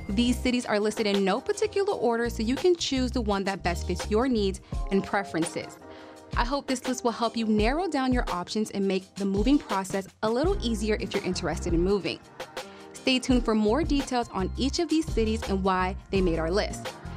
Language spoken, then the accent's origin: English; Miami, Florida, United States; I'm from Miami